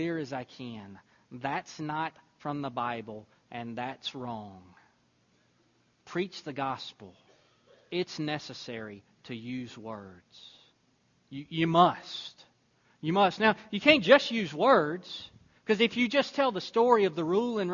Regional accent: Deweyville, Texas, United States; now in Temple, United States; I remember when I moved down from the area where I grew up near Deweyville, Texas, up to Temple, Texas.

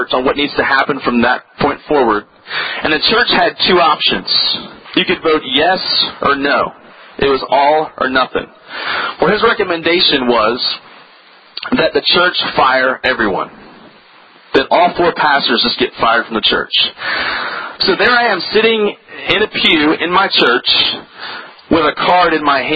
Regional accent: Virginia, United States; I grew up on the East Coast in a little state called Virginia, and it's just south of Washington, D.C.

